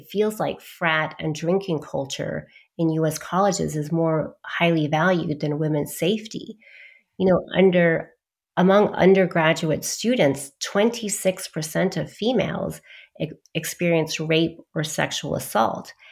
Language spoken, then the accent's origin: English; Dallas, Texas, United States; also born or lived in London; and then I was born in in Dallas, Texas